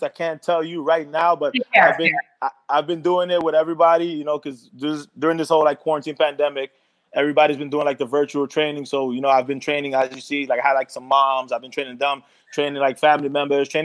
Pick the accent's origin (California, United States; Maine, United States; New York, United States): New York, United States; I'm a kid from the ghetto. I grew up in New York